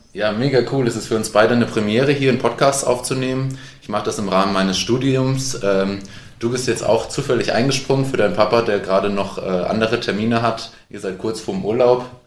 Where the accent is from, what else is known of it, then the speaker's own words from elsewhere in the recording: Hamburg, Germany; also born or lived in Heilbronn; ich bin Hamburger Winzer